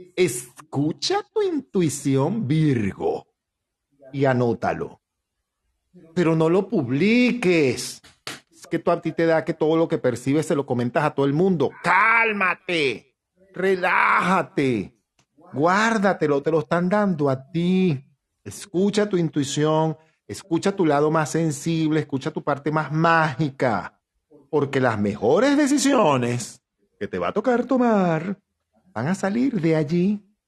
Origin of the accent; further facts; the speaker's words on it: Venezuela; nosotros como venezolanos que somos